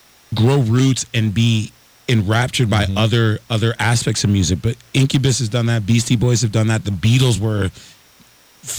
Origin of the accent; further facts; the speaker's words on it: East Coast, United States; now in Missoula, United States; I'm from the East Coast